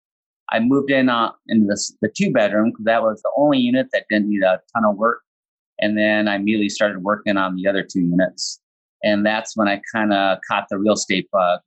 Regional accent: Midwest, United States; also born or lived in San Francisco; I was actually born and raised in my hometown here where I'm living right now

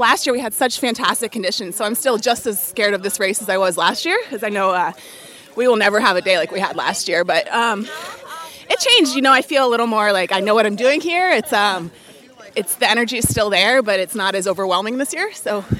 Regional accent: Chicago, Illinois, United States; I'm from Chicago, Illinois.

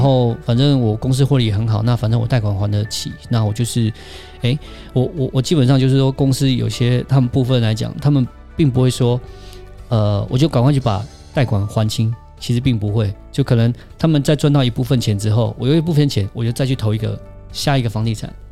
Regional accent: Taiwan; 我们台湾这边

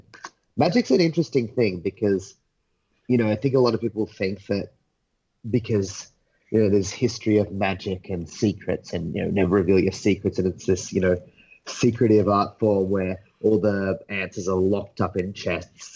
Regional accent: Australia; also born or lived in England; I was born in England, lived a few years there, moved to Australia when I was like four. So, I'm Australian through and through.

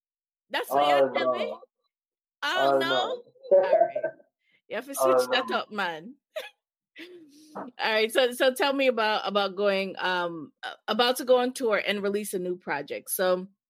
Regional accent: Jamaica; I think as Jamaican artists

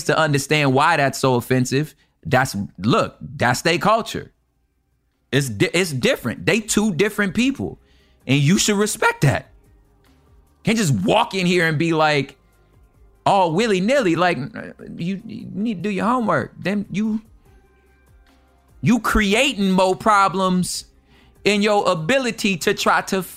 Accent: California, United States; we're both from California

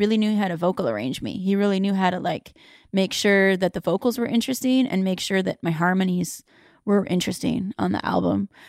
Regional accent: Canada; I was born in Canada

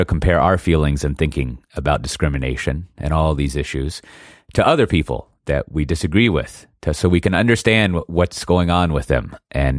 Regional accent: Austin, Texas, United States; she was born in the same hospital as me, the exact same hospital in Austin

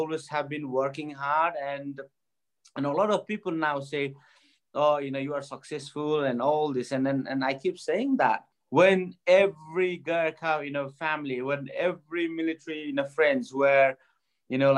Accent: Bagmati, Nepal; moved away; growing up in Nepal was pretty tough for me

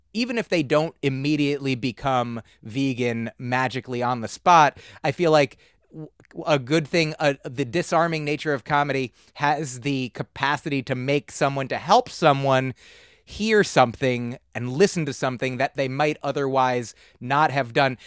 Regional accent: New Jersey, United States; also born or lived in Boston; I grew up in New Jersey

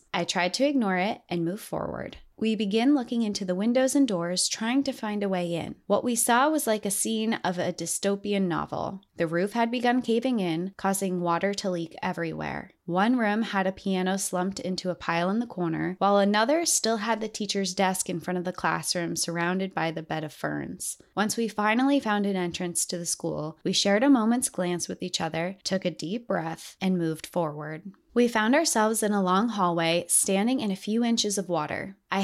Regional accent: Appalachia, United States; I am from Appalachia. Growing up in that region of the country, I was taught to have a fearful respect for the wilderness.

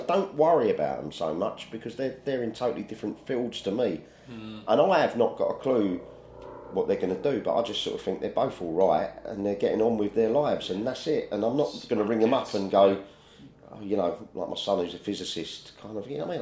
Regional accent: Woolwich, London, United Kingdom; I was born in Woolwich

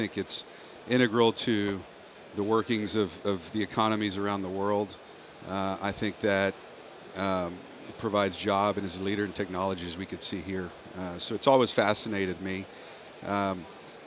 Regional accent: Laredo, Texas, United States; now in Houston, United States; I'm from South Texas. I grew up down in Laredo.

